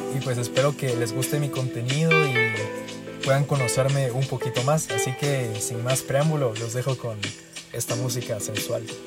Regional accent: Guatemala; accent: Guatemalan; soy de Guatemala. Creo que se me nota en el acento, bastantito creo yo

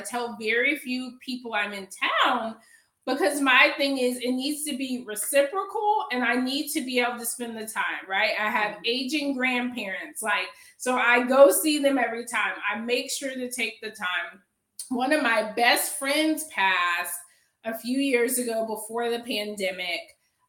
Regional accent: Atlanta, Georgia, United States; now in Durham, United States; I live in Durham now, but I'm from Atlanta.

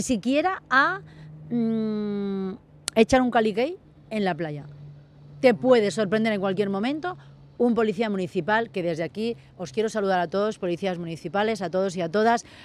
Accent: Mallorca, Balearic Islands, Spain; moved away; todos los fines de semana me venía a Mallorca

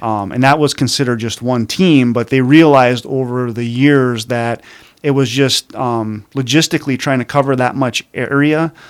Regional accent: Calumet, Michigan, United States; also born or lived in Marquette, Michigan; born and raised in Calumet

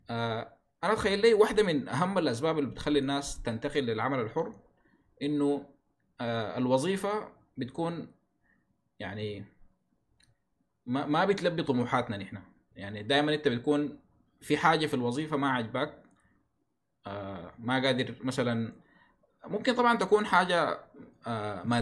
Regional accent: Sudan; ما في تسعير واضح عندنا في السودان للخرط

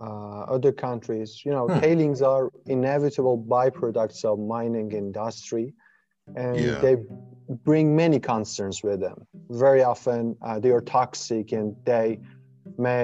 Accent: Ahvaz, Khuzestan, Iran; moved away as an adult; now in Canada; I'm originally from Ahvaz in Iran

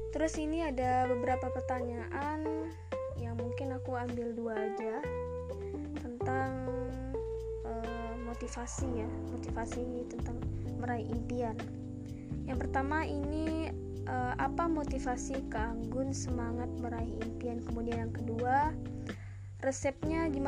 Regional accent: Ketapang, West Kalimantan, Indonesia; also born or lived in Sukadana; selama 12 tahun dari kecil dari aku lahir aku tinggal di Ketapang

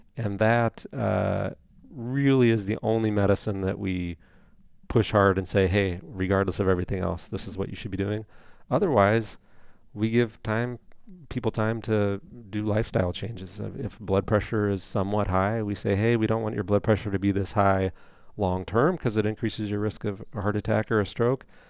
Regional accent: Indiana, United States; moved away as an adult; also born or lived in Saint Paul, Minnesota / New Richmond, Wisconsin; I'm from Indiana originally, so went back down there for med school and residency

